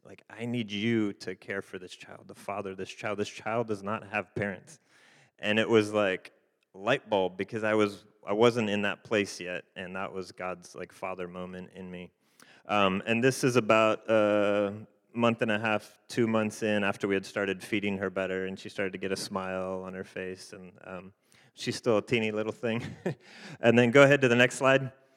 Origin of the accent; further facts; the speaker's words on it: Fresno, California, United States; also born or lived in Haiti; we're from the Fresno Clovis area